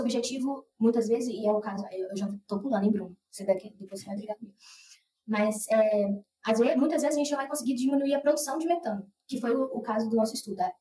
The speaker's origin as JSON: {"language": "Portuguese", "town": "Rondonópolis", "region": "Mato Grosso", "country": "Brazil", "tie": "born or raised there", "also_born_or_lived": "Cuiabá", "moved": "as an adult", "lives_now": "Piracicaba, Brazil", "said": "Eu sou nascida e criada em Rondonópolis, no Mato Grosso"}